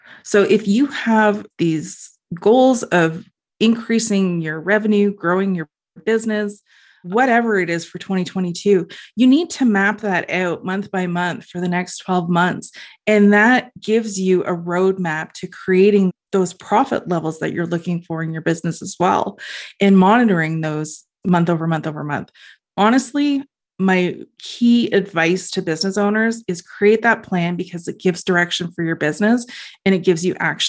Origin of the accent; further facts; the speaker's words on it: Ontario, Canada; Being Canadian, and well, being specifically in Ontario too